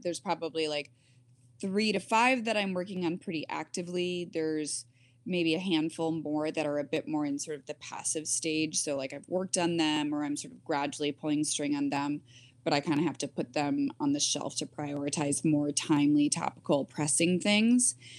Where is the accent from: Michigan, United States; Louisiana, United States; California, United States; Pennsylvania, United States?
Michigan, United States; I grew up in Michigan